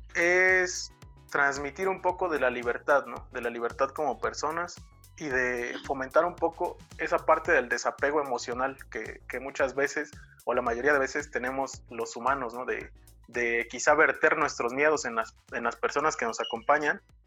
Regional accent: Asunción Nochixtlán, Oaxaca, Mexico; soy de Asunción Ochixtlán, Oaxaca

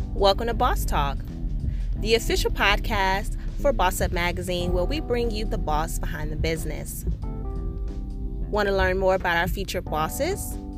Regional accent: Chicago, Illinois, United States; moved away; I'm actually from Chicago. I grew up there

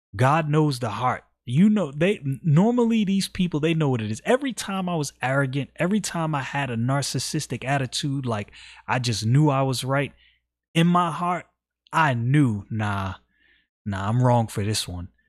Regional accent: United States; I'm an American citizen

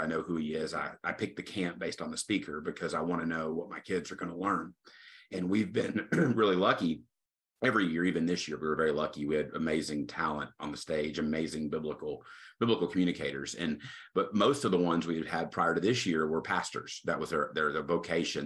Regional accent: Tyler, Texas, United States; I'm originally from Tyler, Texas, so I'm serving back home. Uh, grew up here

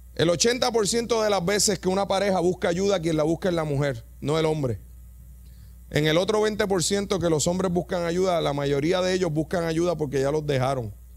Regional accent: Yabucoa, Puerto Rico; Yo soy de Yabucoa

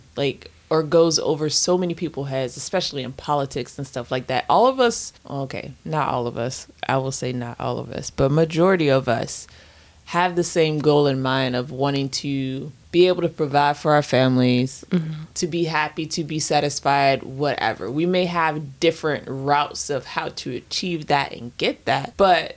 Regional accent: United States; as an American

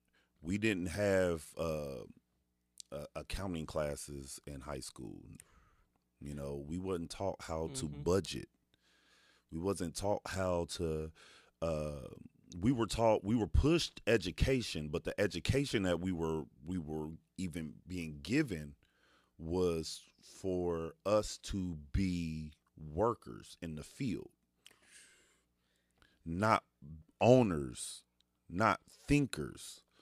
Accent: Dayton, Ohio, United States; growing up in DeSoto Bass, coming from nothing, single parent home

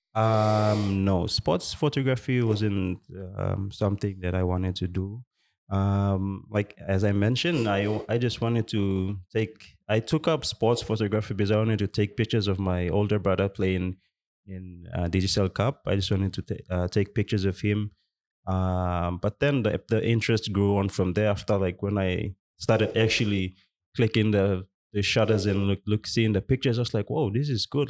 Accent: Western Province, Papua New Guinea; I'm from Western Province as well.

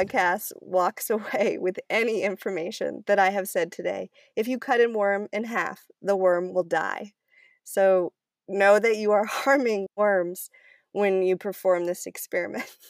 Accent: Cumberland, Maine, United States; I grew up in Cumberland, Maine, uh, which is a really small town north of Portland

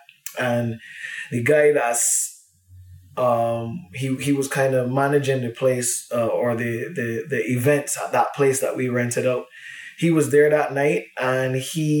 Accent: Barbados; now in Vietnam; I am from Barbados, but I am currently in Vietnam.

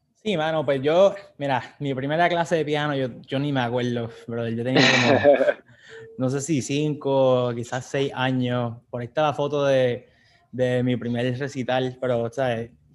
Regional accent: San Juan, Puerto Rico; moved away as an adult; also born or lived in Atlanta; now in California, United States; somos de Puerto Rico, estamos aquí de, San Juan, aquí nos criamos este, y vivimos en, en San Juan hasta el 2012

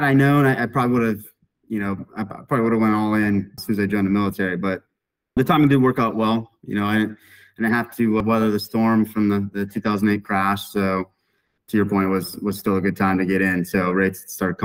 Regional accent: Sault Ste. Marie, Michigan, United States; moved away as an adult; now in Dallas, United States; originally a Michigan native, born and raised in Sault Ste. Marie, Michigan

